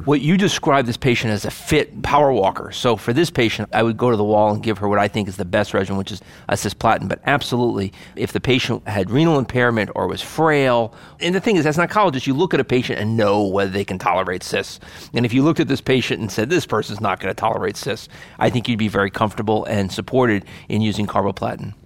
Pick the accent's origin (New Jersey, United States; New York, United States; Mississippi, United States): New Jersey, United States; Hackensack; I grew up in Hack and Sack, so that's what I say